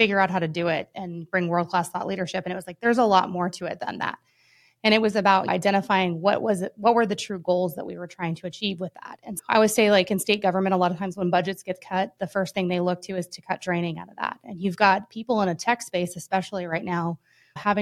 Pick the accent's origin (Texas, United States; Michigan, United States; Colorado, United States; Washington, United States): Colorado, United States; Denver; now in Tallahassee, United States; I grew up in Denver, Colorado, or just outside of there, a little suburb there.